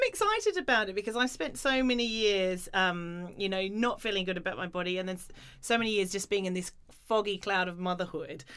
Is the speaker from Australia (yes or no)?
yes; Australia; moved away; I grew up in Australia where you know you didn't wear many clothes and it was very sport driven